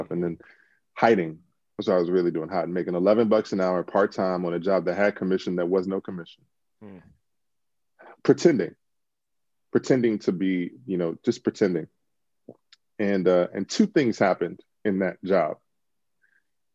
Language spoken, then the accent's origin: English; Washington, District of Columbia, United States; moved away as an adult; now in Los Angeles, United States; I'm originally from Washington D.C. Grew up in D.C.